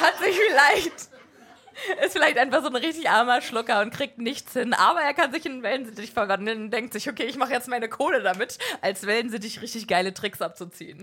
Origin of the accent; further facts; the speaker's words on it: Berlin, Germany; wir sind Berliner